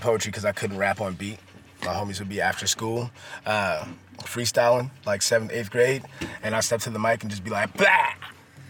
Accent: Oakland, California, United States; I grew up in East Oakland

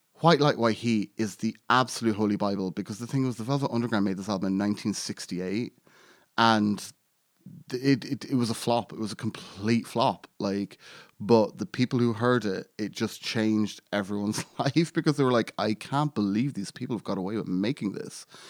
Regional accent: Ireland; I'm Irish and I grew up in Ireland and I grew up in a very small town in Ireland

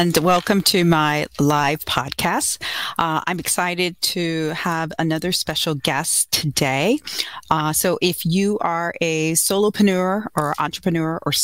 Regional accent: Houston, Texas, United States; moved away; I'm originally from Houston.

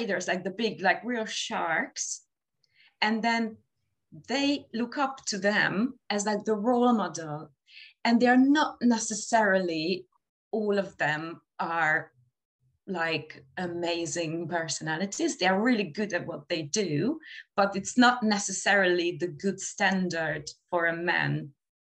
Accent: Hungary; moved away as an adult; also born or lived in Dublin, Ireland; now in London, United Kingdom; I moved out of Hungary because of my relationship

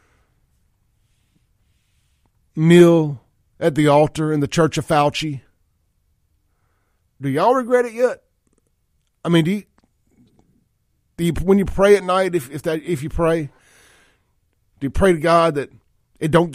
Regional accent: Mississippi, United States; I'm from Mississippi.

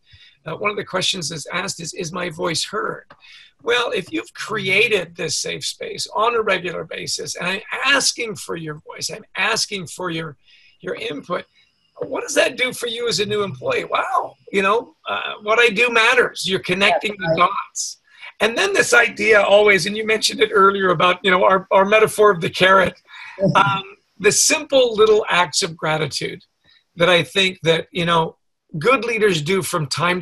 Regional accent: Canada; I grew up in Canada

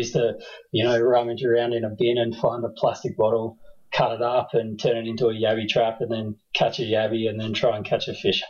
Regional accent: Canberra, Australian Capital Territory, Australia; also born or lived in New Zealand; So we both grew up here, but I've done quite a lot of traveling and lived overseas in a few different cities around Australia and kind of came back about 2010 and set up shop here proper. So, yeah, been in and around Canberra most of my life.

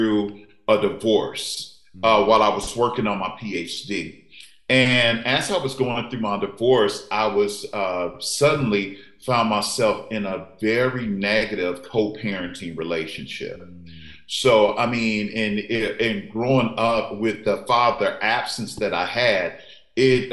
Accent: St. Louis, Missouri, United States; I'm a Midwest kid, so I grew up in St. Louis

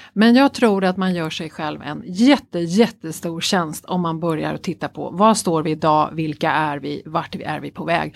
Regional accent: Stockholm, Stockholm County, Sweden; jag är ju löjligt förälskad i min hemstad Stockholm. Mm. Eh, jag är ju verkligen det, mm. född och uppvuxen här.

